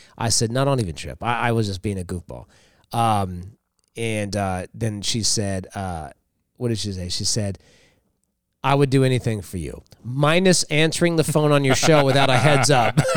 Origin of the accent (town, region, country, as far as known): Los Angeles, California, United States; born or raised there